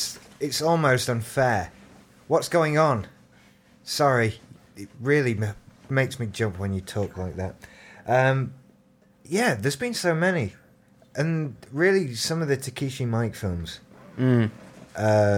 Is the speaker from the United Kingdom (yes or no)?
yes; Doncaster, Yorkshire and the Humber, United Kingdom; I'm from Doncaster.